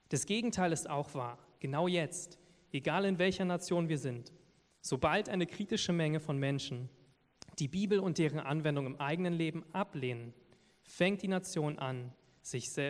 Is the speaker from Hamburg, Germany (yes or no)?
no; Lower Saxony, Germany; accent: Berlin accent; now in Berlin, Germany; weil ich komme ja aus Niedersachsen, wo man das Hochdeutsch spricht. Ich habe schon langsam so ein bisschen berlinerischen Akzent, merke ich hier und da.